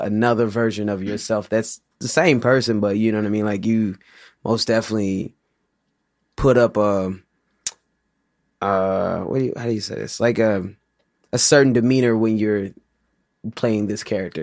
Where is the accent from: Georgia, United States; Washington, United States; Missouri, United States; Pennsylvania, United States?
Missouri, United States; St. Louis; Grew up in St. Louis